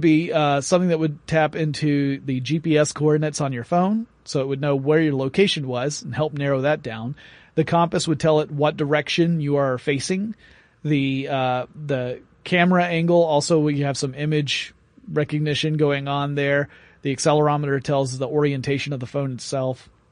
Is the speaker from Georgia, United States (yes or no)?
yes; Atlanta, Georgia, United States; my hometown, Atlanta, Georgia